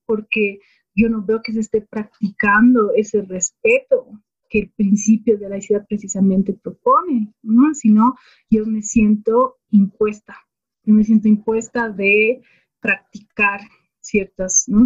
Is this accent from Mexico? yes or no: no; Bolivia; toda esa época de entender la diversidad que existía en mi país